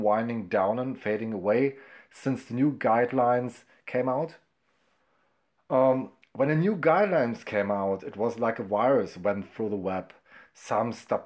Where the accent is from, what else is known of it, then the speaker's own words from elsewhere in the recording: Brandenburg, Germany; first language German; English is a second language; I'm from Germany, Brandenburg, not far away from Berlin.